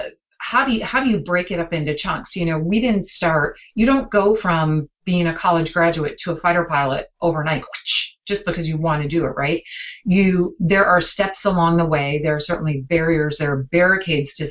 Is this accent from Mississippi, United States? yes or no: no; Green Bay, Wisconsin, United States; I grew up in Green Bay.